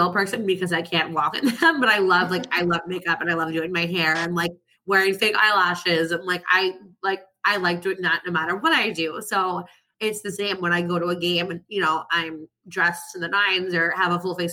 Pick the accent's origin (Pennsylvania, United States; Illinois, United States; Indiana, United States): Pennsylvania, United States; outside of Philadelphia; I grew up like outside of Philadelphia and going to Flyers games